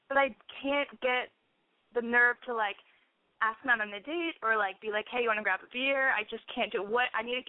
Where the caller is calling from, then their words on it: Portland, Oregon, United States; Hi, Lexi. I'm 25, and I'm calling from Portland, Oregon.